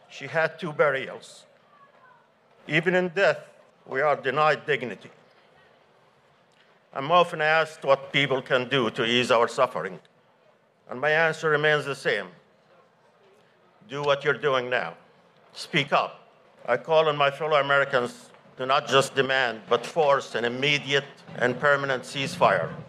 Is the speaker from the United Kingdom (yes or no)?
no; Gaza, Gaza Strip, Palestine; now in Northern Virginia, United States; I was born and raised in Gaza, where I spent my summers playing by the Sea of Gaza with my friends. I'm also a descendant of refugees from Palestine, Palestinian village of Karatia